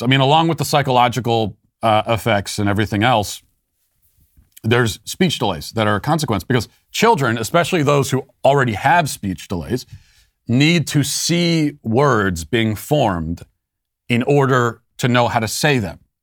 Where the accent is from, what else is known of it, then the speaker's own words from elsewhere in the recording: Loudoun County, Virginia, United States; Loudoun County, my hometown